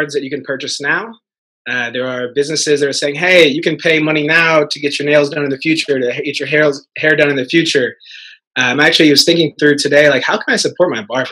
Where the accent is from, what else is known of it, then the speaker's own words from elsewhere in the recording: Missouri, United States; moved away as an adult; also born or lived in Harlem, New York; now in New York, United States; I'm from Missouri.